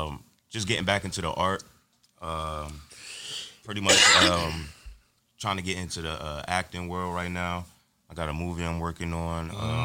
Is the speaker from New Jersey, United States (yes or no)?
yes; Camden, New Jersey, United States; Camden, New Jersey, stand up one time, you already know.